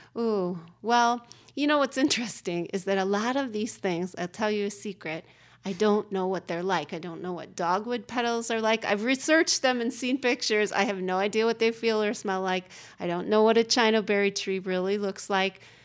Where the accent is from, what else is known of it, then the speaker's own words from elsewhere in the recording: Oregon, United States; moved away; also born or lived in Chicago; I grew up in Oregon